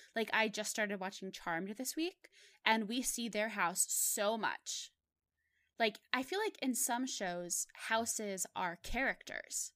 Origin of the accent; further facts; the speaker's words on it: Pittsburgh, Pennsylvania, United States; moved away as an adult; I'm, I'm from Pittsburgh, and Mister Rogers was actually my neighbor. He lived in my neighborhood.